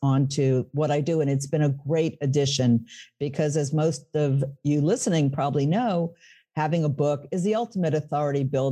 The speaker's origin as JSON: {"language": "English", "town": "New York City", "region": "New York", "country": "United States", "tie": "born or raised there", "moved": "as an adult", "lives_now": "Northern New Jersey, United States", "said": "I was born in the Bronx, speaking of New York, lived in New York City, and now I'm across the river"}